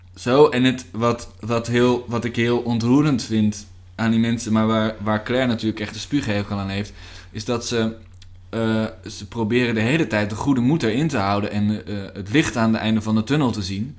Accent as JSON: {"language": "Dutch", "town": "Nieuwegein", "region": "Utrecht", "country": "Netherlands", "tie": "born or raised there", "also_born_or_lived": "Hengelo", "said": "ik ben geboren in Hengelo, maar ik kom uit Nieuwegein"}